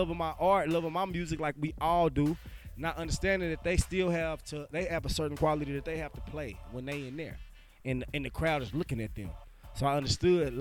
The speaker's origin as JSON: {"language": "English", "town": "Dallas", "region": "Texas", "country": "United States", "tie": "born or raised there", "moved": "yes", "said": "back home, I'm from Dallas"}